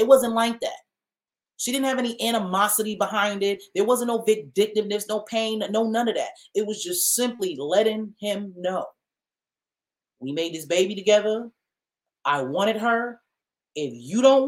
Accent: New York City, New York, United States; Jamaica Avenue, I grew up in the Farmers Market.

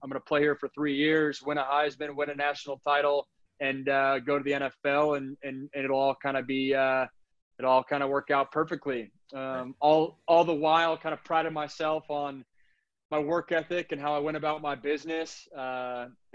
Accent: Sammamish, Washington, United States; moved away as an adult; I'm from Sammamish, Washington, outside Seattle. I went to a really prominent high school football program out there called Skyline High School

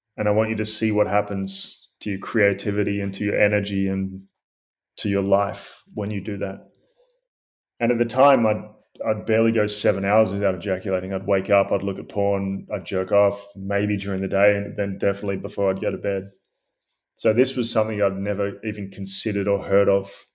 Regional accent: Australia; I grew up in Australia

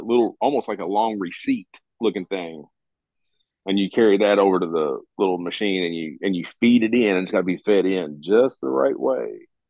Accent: Kentucky, United States; moved away as an adult; I'm from Kentucky. I grew up in Kentucky, but I don't live there now

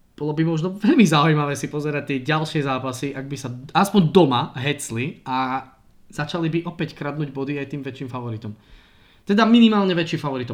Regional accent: Prešov, Prešov Region, Slovakia; som z Prešova a v Prešove hral

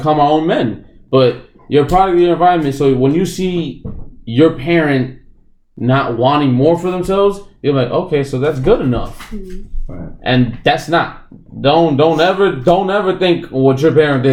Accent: Jersey City, New Jersey, United States; also born or lived in Pennsylvania; I grew up in Jersey City

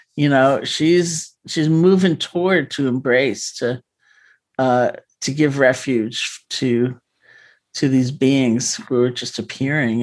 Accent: New York City, New York, United States; I grew up in New York City

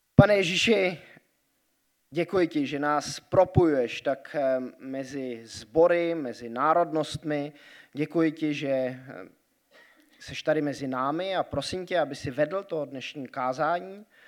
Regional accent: Grindelwald, Bern, Switzerland; moved away; Vyrůstal jsem ve Švýcarsku a tam jsou takové eh, trošku možná někdy averze vůči německým turistům, hlavně v té vesnici, kde já jsem vyrůstal, eh, v Grindwaldu pod horou eh, Eiger

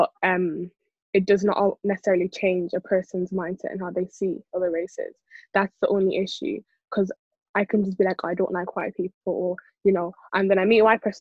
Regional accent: Ireland; I'm Irish.

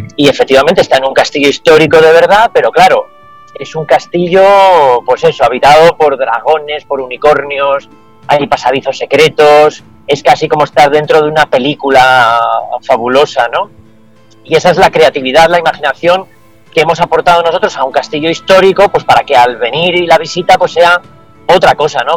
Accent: Asturias, Spain; also born or lived in Valoria, Valladolid; now in Valladolid, Spain; soy asturiano y siempre estoy pensando en, volver a Asturias, en regresar

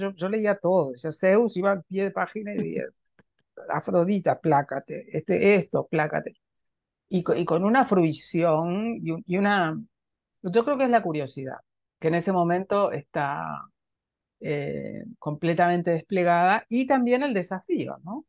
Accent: Junín, Buenos Aires Province, Argentina; la ciudad en la que yo nací, Junín

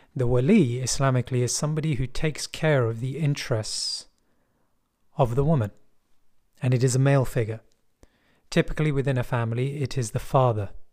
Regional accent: London, United Kingdom; I'm from West London. And people in West London speak like this. there isn't really a heavy accent

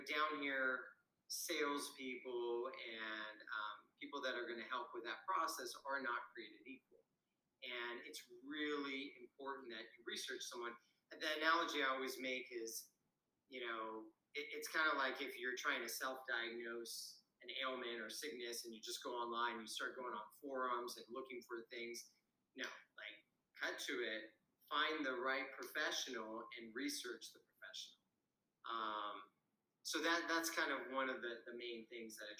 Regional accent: Washington, United States; moved away as an adult; now in Costa Rica; I'm originally from Washington State

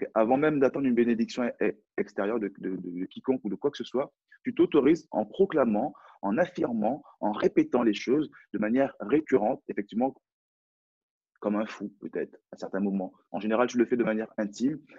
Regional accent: France; accent: French accent; J'ai un, French accent, donc j'ai un accent français

